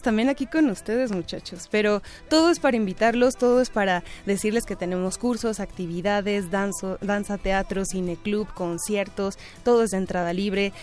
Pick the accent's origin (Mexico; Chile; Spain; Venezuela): Mexico; nuestra historia como mexicanos